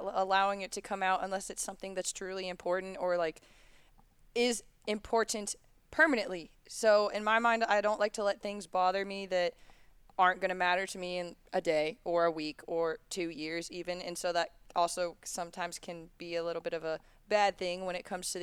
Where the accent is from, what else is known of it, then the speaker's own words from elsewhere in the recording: Charlotte, North Carolina, United States; also born or lived in Miami, Florida; We moved to Charlotte when I was 7